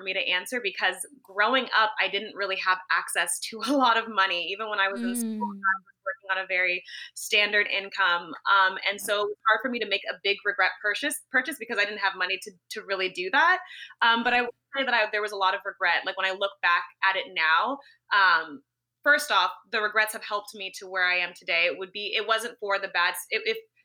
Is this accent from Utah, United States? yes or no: no; Los Angeles, California, United States; moved away as an adult; also born or lived in San Francisco; I grew up in Los Angeles, California